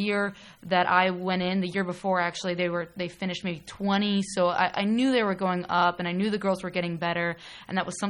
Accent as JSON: {"language": "English", "town": "New Albany", "region": "Ohio", "country": "United States", "tie": "born or raised there", "also_born_or_lived": "Pittsburgh, Pennsylvania", "said": "I'm from New Albany, which is actually 25 minutes away from campus. So that's where I grew up. I was born in Pittsburgh, but moved to Columbus when I was 6 years old."}